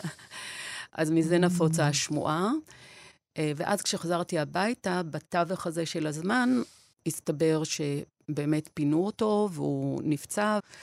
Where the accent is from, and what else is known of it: Beersheba, Southern District, Israel; born or raised there; also born or lived in Wrocław, Poland / Nahariya, Israel